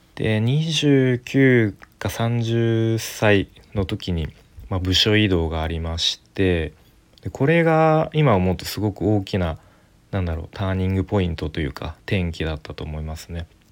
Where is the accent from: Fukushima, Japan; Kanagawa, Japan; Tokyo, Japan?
Tokyo, Japan; 東京出身です